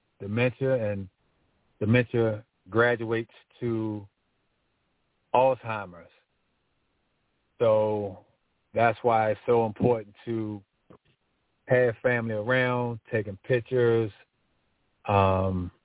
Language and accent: English; Washington, District of Columbia, United States; I grew up in Northwest Washington, D.C. My area was called LeDroit Park